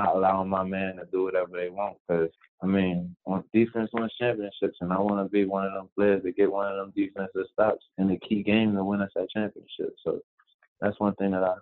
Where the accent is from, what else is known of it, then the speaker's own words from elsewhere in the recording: Chester, Pennsylvania, United States; where I'm from Chester, PA